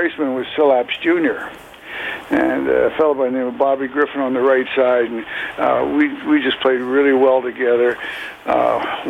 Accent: Toronto, Ontario, Canada; I was a huge Leaf fan growing up in Scarborough.

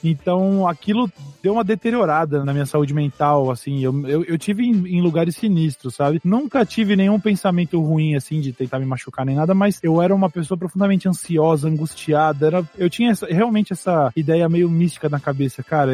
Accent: São Paulo, Brazil; eu sou do interior

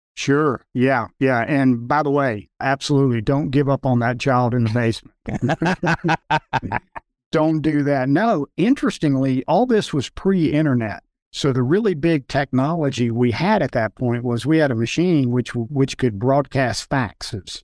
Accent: Charlotte, North Carolina, United States; I've spent most of my life growing up in Charlotte, North Carolina

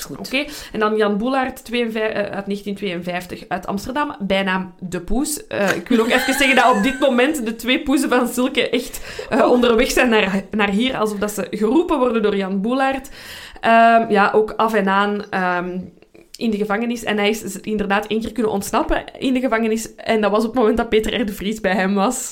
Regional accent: Belgium

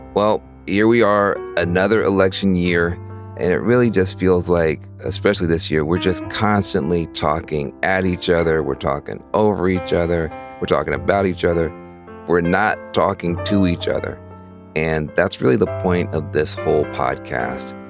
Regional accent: Jackson, Tennessee, United States; also born or lived in East Coast; now in California, United States; I'm actually also from rural Tennessee, from rural West Tennessee. I grew up in Jackson.

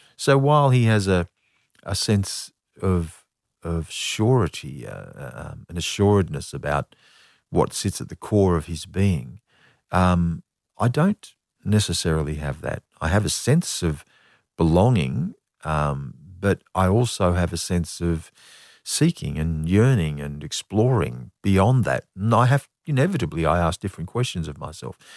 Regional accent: Australia; what it was to be an Australian

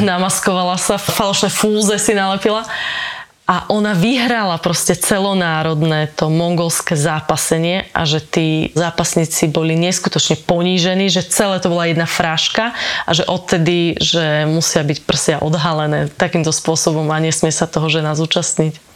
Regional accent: Kysuce, Žilina Region, Slovakia; Ja som z Kisúc

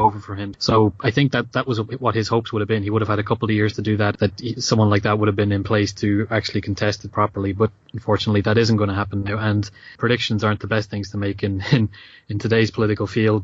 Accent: Ireland; as an Irish person

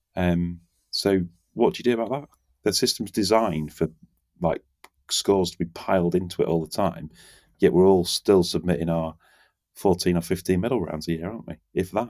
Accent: England, United Kingdom; We're English

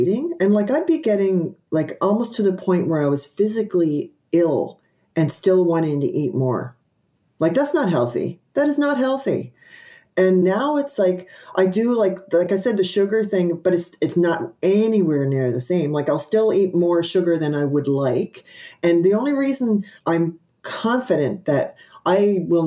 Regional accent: Newfoundland and Labrador, Canada; now in British Columbia, Canada; I grew up in Newfoundland and I moved, Newfoundland is on the East Coast of Canada, and I moved to Western Canada.

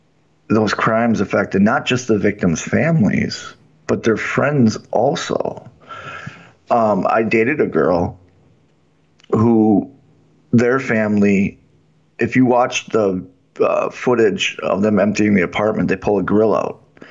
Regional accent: Milwaukee, Wisconsin, United States; I grew up in Milwaukee during the time of Jeffrey Dahmer.

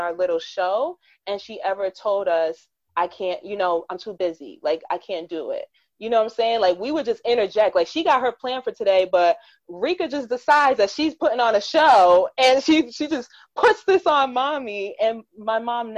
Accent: United States; I am a first generation American because my mom and father are Jamaican

